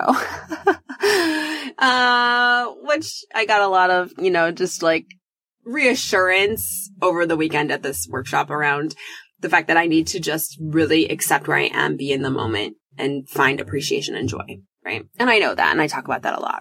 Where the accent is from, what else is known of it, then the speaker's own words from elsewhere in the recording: Midwest, United States; moved away as an adult; also born or lived in New York; I grew up in the Midwest